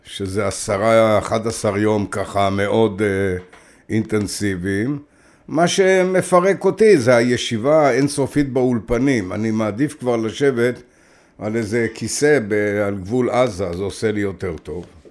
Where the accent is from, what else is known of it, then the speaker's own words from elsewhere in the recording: Maoz Haim, Northern District, Israel; also born or lived in Baghdad; גדלתי בקיבוץ מעוז חיים, חרשתי בשדה על יד הירדן